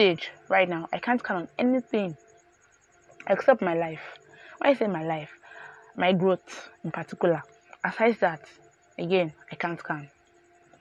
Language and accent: English; Yorubaland, Nigeria; I grew up in Yoruba land. I'm a proper Nigerian